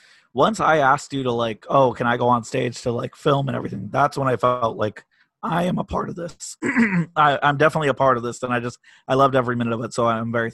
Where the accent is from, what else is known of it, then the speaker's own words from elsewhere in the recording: San Jose, California, United States; We're from San Jose